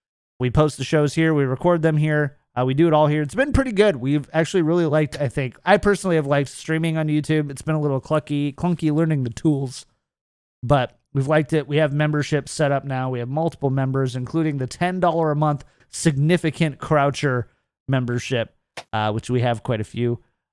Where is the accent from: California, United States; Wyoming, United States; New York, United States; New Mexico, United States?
California, United States; No, keto. I'm from California. We don't do bread anymore.